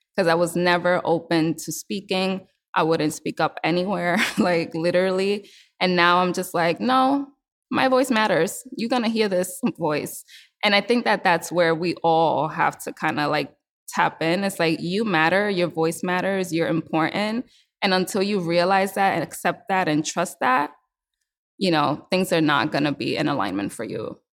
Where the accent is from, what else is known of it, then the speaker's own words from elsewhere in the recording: New York City, New York, United States; I was born and raised in New York City